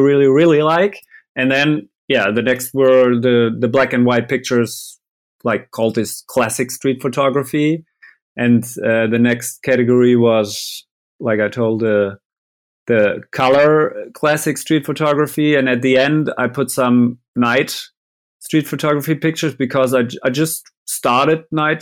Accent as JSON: {"language": "English", "town": "Vechta", "region": "Lower Saxony", "country": "Germany", "tie": "born or raised there", "second_language": "English", "said": "I was stuck in my hometown"}